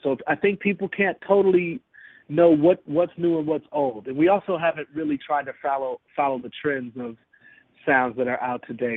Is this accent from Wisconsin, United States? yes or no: yes; Milwaukee, Wisconsin, United States; also born or lived in Hennings, Tennessee; now in Atlanta, United States; I was raised in Milwaukee